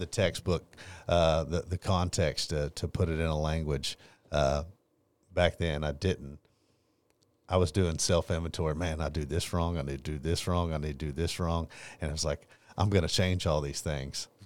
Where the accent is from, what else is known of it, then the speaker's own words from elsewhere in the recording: Longview, Texas, United States; I grew up here in Longview, Texas, born and raised